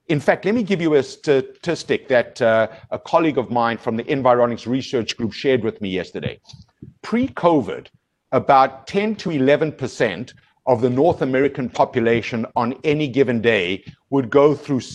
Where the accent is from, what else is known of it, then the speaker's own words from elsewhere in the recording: South Africa; moved away as an adult; now in Canada; as a South African, Jeff, I've been here for 20 years